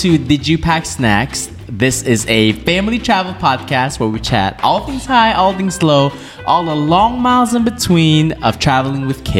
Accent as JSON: {"language": "English", "town": "Tawau", "region": "Sabah", "country": "Malaysia", "tie": "born or raised there", "moved": "yes", "said": "we're right now in the country of Malaysia, in my hometown."}